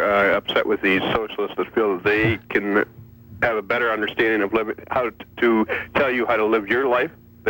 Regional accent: Ingersoll, Ontario, Canada; my hometown of Ingersoll

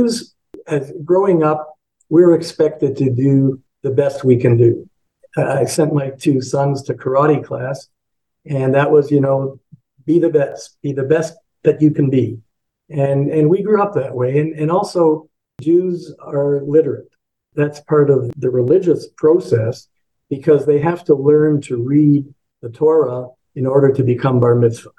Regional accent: Toronto, Ontario, Canada; I was born in Toronto, went to school here, went to U of T

